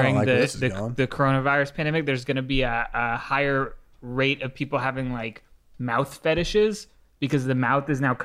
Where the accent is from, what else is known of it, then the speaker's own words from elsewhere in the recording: California, United States; we're both from California